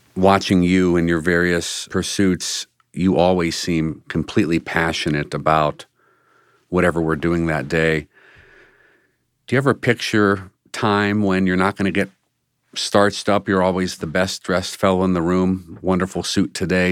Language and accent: English; Washington, District of Columbia, United States; now in Cleveland, United States; I grew up in Washington, D C